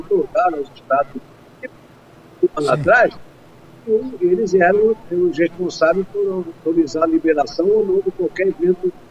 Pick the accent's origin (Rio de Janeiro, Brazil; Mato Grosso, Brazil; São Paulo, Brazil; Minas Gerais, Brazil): Mato Grosso, Brazil; lá onde eu nasci, em Mato Grosso